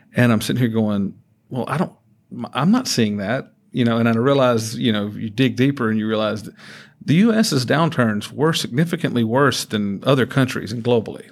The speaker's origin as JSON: {"language": "English", "region": "Georgia", "country": "United States", "tie": "born or raised there", "moved": "yes", "said": "I, I grew up in Georgia"}